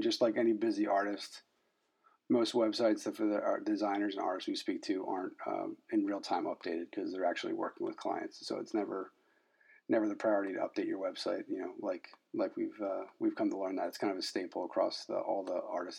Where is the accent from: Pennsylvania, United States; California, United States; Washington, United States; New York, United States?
Pennsylvania, United States; Philadelphia; I'm born and raised in Philadelphia, so anytime I get to call a 215 phone number, it's kind of that's oh, that's like the warm and fuzzies for me